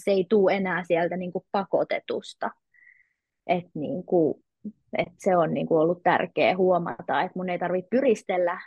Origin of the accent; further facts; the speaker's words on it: Helsinki, Uusimaa, Finland; moved away as an adult; mä oon syntynyt Helsingissä ja siellä tietenkin mekin ystävystyttiin ja 20-vuotiaaksi asti asuin Helsingissä.